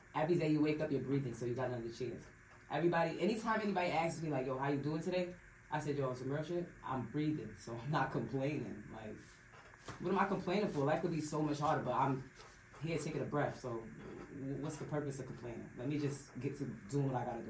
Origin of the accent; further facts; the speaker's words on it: Bloomfield, Connecticut, United States; I'm from Bloomfield, Connecticut